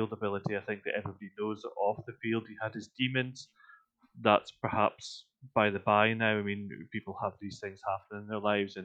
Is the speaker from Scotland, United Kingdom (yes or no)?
yes; Scotland, United Kingdom; as a Scotsman